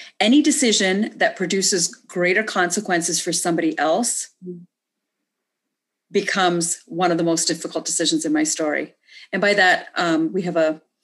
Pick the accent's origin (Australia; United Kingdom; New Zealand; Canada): Canada; moved away as an adult; also born or lived in India; now in United States; I grew up in Canada and moved to the States to get married after college